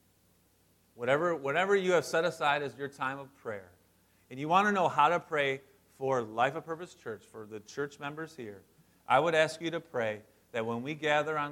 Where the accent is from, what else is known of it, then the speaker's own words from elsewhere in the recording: West Branch, Michigan, United States; also born or lived in St. Clair Shores, Michigan; this was my life growing up in West Branch